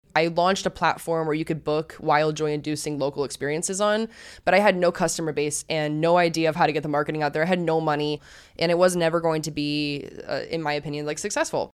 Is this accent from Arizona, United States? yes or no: yes; Arizona, United States; I wanted to go back into my home state, Arizona